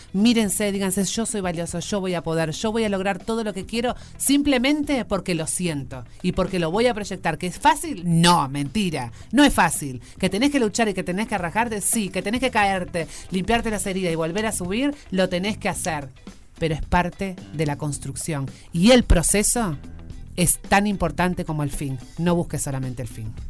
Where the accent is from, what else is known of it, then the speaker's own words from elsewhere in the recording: Uruguay; como era uruguaya